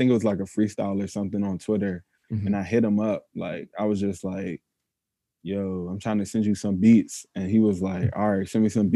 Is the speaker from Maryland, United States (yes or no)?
yes; Maryland, United States; I was born in Maryland too. I went to high school with Book.